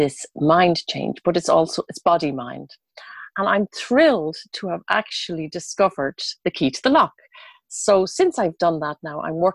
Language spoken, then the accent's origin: English; Dublin, Leinster, Ireland; moved away as an adult; I'm originally from Dublin. And when I was 22 years old, I left and I went traveling around